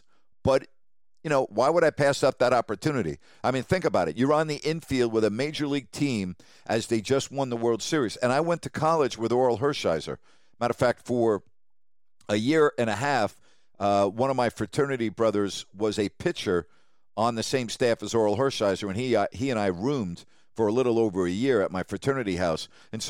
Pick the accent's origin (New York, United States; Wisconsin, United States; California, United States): New York, United States; moved away; also born or lived in Sacramento; I work in Sacramento, but I'm from New York.